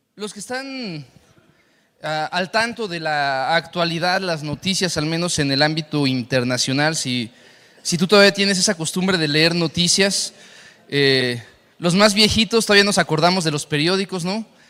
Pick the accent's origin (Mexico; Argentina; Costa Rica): Mexico; Saltillo, Coahuila; now in Mexico City, Mexico; la ciudad donde yo nací, en Saltillo